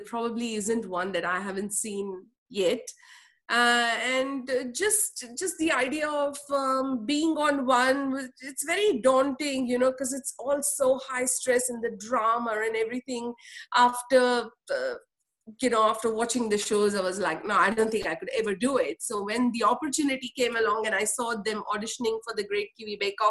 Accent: Mumbai, Maharashtra, India; moved away as an adult; I was raised in Mumbai. Born in Mumbai, raised in Mumbai until the age of 21.

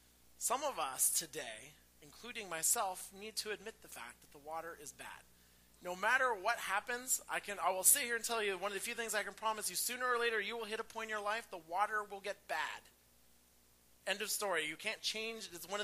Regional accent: Pacific Northwest, United States; Do not have a green thumb, even though I'm from the Northwest.

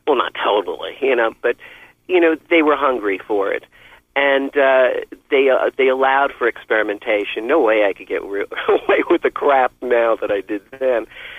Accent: Philippines; I'm pretty happy with being a Filipino Lolo and selling records out of my house.

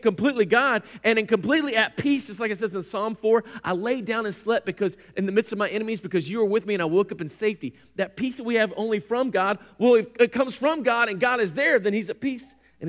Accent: North Carolina, United States; I grew up on Lake Gaston, which is the eastern part of the state

